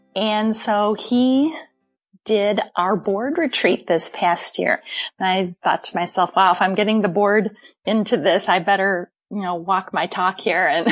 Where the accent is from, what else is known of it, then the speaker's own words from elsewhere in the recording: Wheaton, Illinois, United States; I grew up in South Wheaton, in Briarcliff